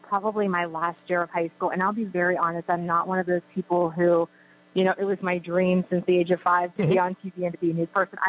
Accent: North Versailles, Pennsylvania, United States; also born or lived in Charleston, West Virginia / Erie, Pennsylvania / Harrisburg, Pennsylvania; I am from North Versailles, so I went to East Allegheny, and my parents still live in North Versailles, so I'm there quite a bit, very familiar with that whole area.

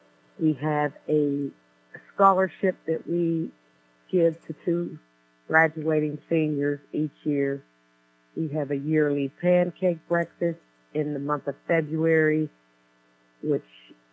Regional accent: McKeesport, Pennsylvania, United States; Born and raised in the city of McKeesport.

